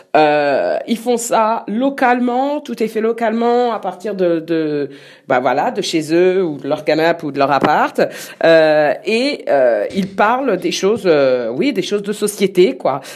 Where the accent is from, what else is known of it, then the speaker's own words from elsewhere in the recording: France; on est français